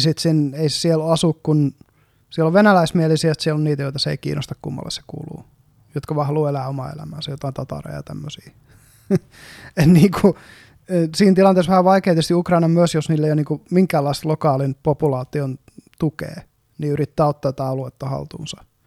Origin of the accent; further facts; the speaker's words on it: Eastern Finland, Finland; moved away as an adult; now in Helsinki, Finland; me ollaan molemmat kotoisin Itä-Suomesta